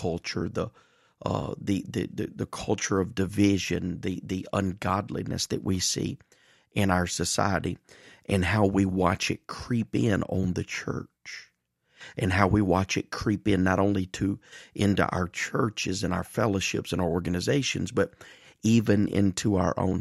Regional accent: Mississippi, United States; I have grown up the majority of my life in the Deep South here in Mississippi

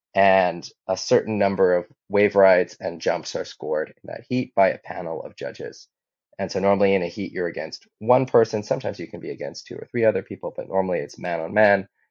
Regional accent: Hawaii, United States; also born or lived in Hamburg; I grew up in Hawaii, and my father was a windsurfer

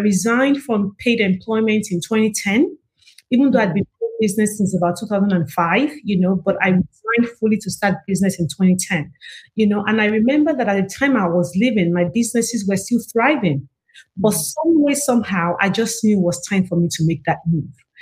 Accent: Nigeria; now in United States; I'm from Africa. I'm actually from Nigeria, proudly Nigerian

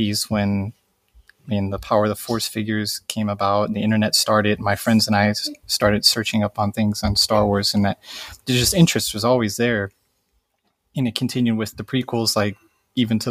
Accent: Joliet, Illinois, United States; now in Akiruno, Japan; I was born in Joliet.

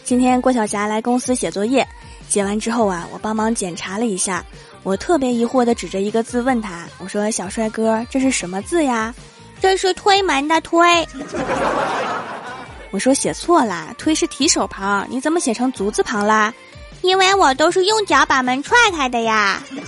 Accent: Northeast China, China; 作为一个东北人

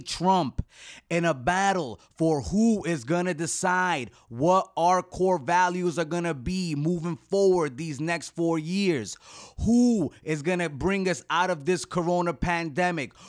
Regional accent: United States; as an American

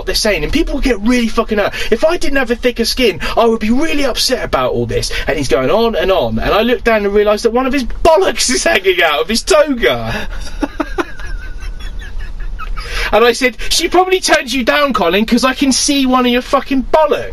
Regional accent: Gosport, South East England, United Kingdom; born or raised there; also born or lived in Drumchapel, Glasgow, Scotland

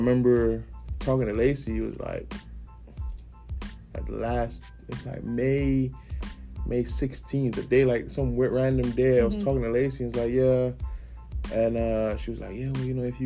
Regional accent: Kingstown, St. Vincent & Grenadines; moved away as an adult; My hometown is, it's known as Kingstown, actually. To be confused with Jamaica, Kingston. it's really small place. 110,000 people on the island.

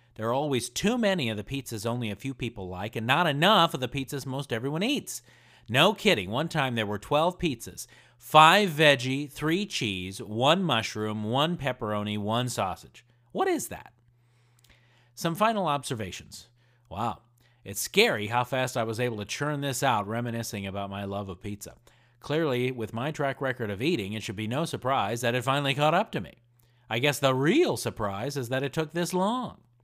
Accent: Indiana, United States; I grew up in Indiana

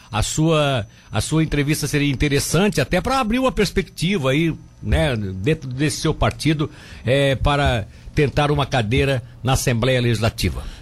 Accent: Tubarão, Santa Catarina, Brazil; Eu, eu sou de Tubarão.

